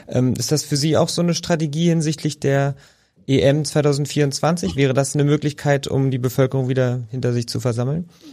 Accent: Berlin, Germany; ich als gebürtiger Berliner

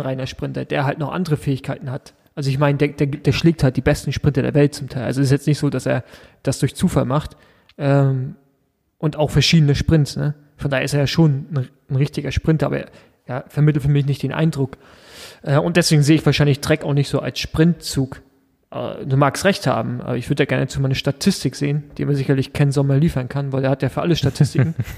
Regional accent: Rostock, Mecklenburg-Vorpommern, Germany; als Ossi

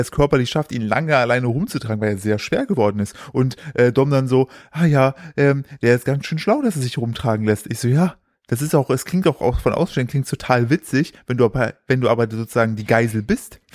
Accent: Sauerland, North Rhine-Westphalia, Germany; wir kommen aus dem Sauerland, da sind ja auch alle äh, erzkatholisch

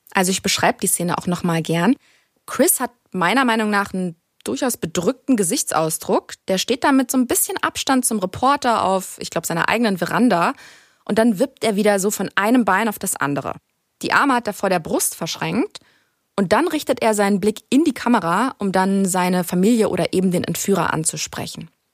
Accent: Germany; bei uns in Deutschland

